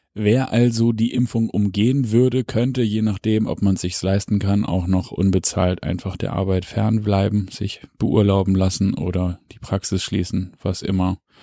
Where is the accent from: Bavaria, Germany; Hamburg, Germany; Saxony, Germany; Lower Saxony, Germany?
Hamburg, Germany; als Hamburger sei mir das gegönnt